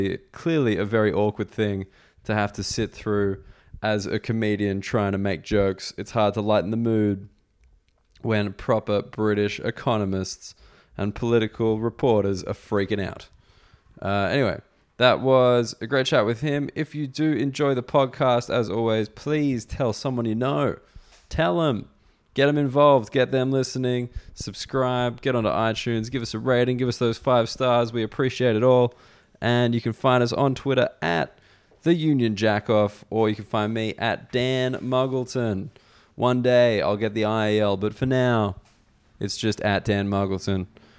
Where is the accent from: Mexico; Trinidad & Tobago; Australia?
Australia; Because, you know, I'm coming from Australia. I'm not really thinking about the whole European conflict history, like that kind of history.